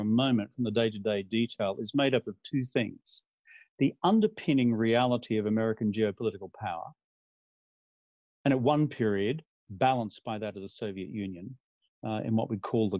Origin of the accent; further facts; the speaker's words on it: Australia; I'm from Australia